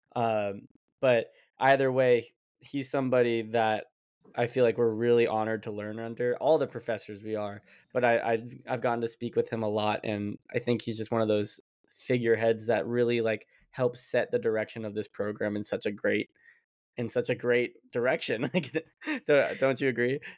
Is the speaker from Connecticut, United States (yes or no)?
no; Las Vegas, Nevada, United States; moved away as an adult; now in New York, United States; I'm from Las Vegas